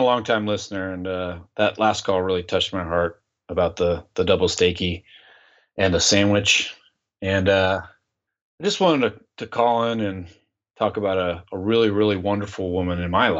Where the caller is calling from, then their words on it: Klamath Falls, Oregon, United States; I'm calling in from Klamath Falls, Oregon, which is in the south part of Oregon.